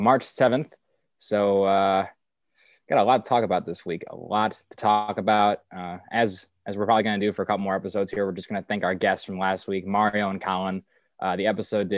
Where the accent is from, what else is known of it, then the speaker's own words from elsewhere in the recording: United States; being an American